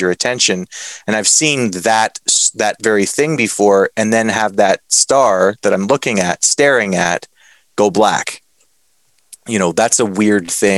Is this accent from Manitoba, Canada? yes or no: no; Northwestern Ontario, Canada; I'm from Northwestern Ontario. The forest that I'm from is called the Whiskey Jack Forest.